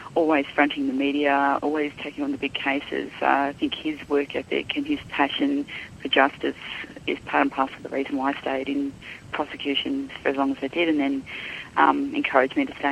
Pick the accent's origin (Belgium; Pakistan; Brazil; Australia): Australia; Darwin, Northern Territory; moved away as an adult; also born or lived in Perth; now in Melbourne, Australia; I was born in Darwin some decades ago, and I have lived in Darwin for most of my life, bar maybe 3 years in Perth and the last 2.5 years in Melbourne.